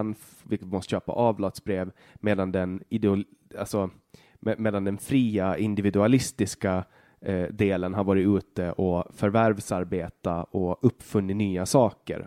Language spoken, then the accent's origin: Swedish; Åland, Finland; Vi är båda ålänningar, vi är båda finnar